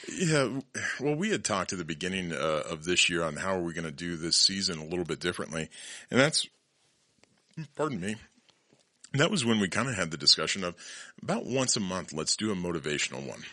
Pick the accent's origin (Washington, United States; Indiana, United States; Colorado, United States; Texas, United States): Colorado, United States; Born and raised in Colorado